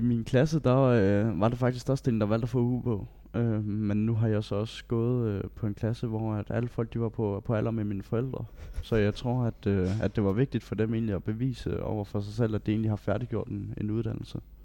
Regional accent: Bellinge, Southern Denmark, Denmark; jeg er 19 år gammel, og jeg kommer fra Bellinge

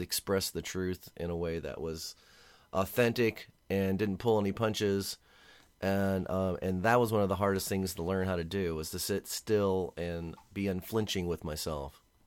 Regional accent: Arlington, Virginia, United States; moved away as an adult; also born or lived in Washington, D.C.; now in San Diego, United States; I was born and raised in Washington, D C, and grew up in Arlington, Virginia

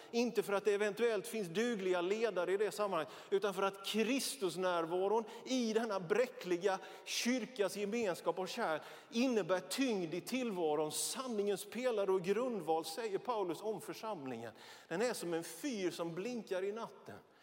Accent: Björkeby, Jönköping County, Sweden; now in Västerås, Sweden; Ja, jag är smålänning. Ja, jag är född i den lilla, men enligt oss själva mycket betydelsefulla metropolen Björkeby mellan Vetlanda och Nässjö

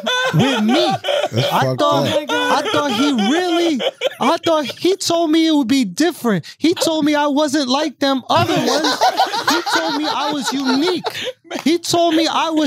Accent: New York, United States; I'm from New York, right? So it's like, I'm born and raised in New York

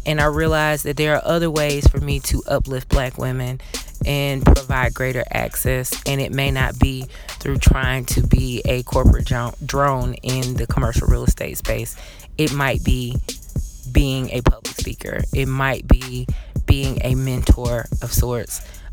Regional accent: Atlanta, Georgia, United States; growing up in a city like Atlanta. I am from the South. I'm born and raised here.

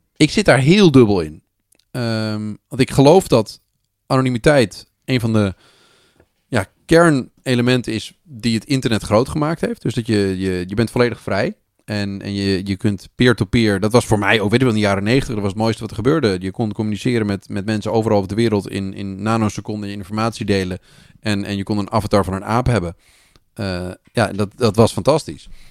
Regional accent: Netherlands; als Nederlanders

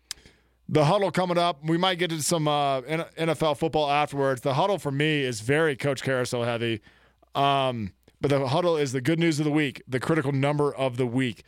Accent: Mobile, Alabama, United States; now in Austin, United States; coming from the deep south, my hometown, Mobile, Alabama

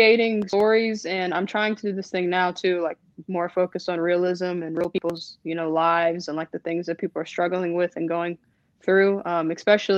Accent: Chattanooga, Tennessee, United States; I'm from Chattanooga, Tennessee.

